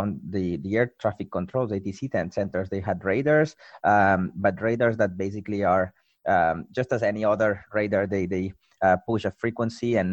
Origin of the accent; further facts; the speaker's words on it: Barcelona, Catalonia, Spain; moved away as an adult; also born or lived in Toulouse / Hong Kong; moved back to my hometown, to Barcelona